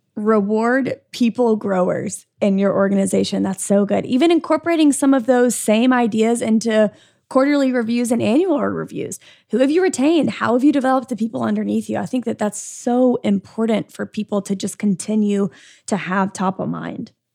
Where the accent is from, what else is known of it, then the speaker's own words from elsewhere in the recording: Birmingham, Alabama, United States; I'm from Birmingham